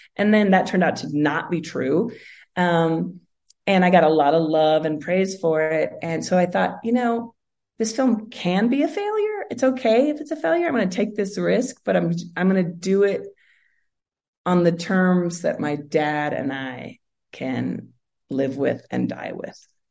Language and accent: English; Seattle, Washington, United States; I grew up in Seattle.